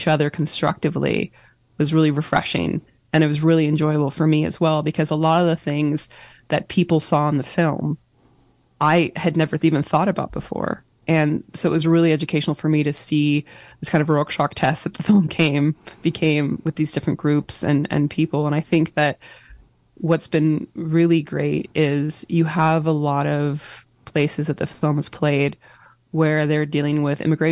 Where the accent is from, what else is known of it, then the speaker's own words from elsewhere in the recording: Northern California, United States; I was born and raised in Northern California